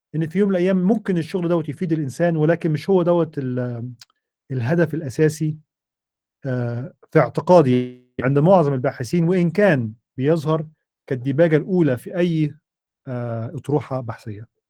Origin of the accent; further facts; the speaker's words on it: Egypt; moved away as an adult; also born or lived in United States; احنا عندنا في مصر